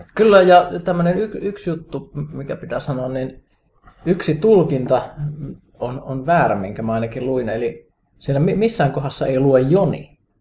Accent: Kajaani, Kainuu, Finland; mun kotikaupunkini Kajaanin

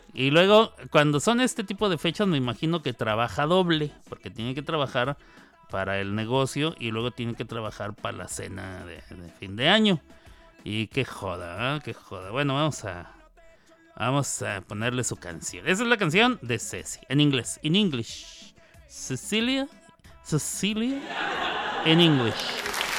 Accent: Chihuahua, Mexico; En Chihuahua, donde yo nací, donde yo nací y ahí crecí de niño

